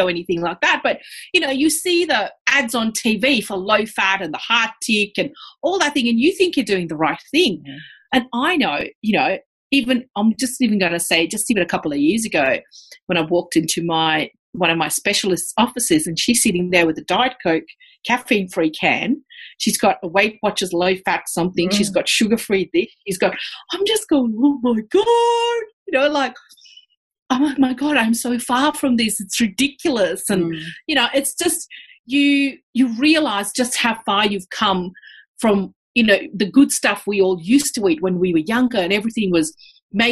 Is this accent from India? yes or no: yes; India; now in Australia; my diet in India was basically plant-based.